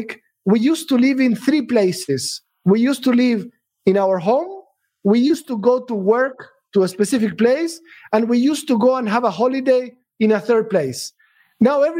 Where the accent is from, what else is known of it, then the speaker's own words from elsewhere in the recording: Argentina; moved away as an adult; now in Dubai, United Arab Emirates; When I first came here 15 years ago, I'm from Argentina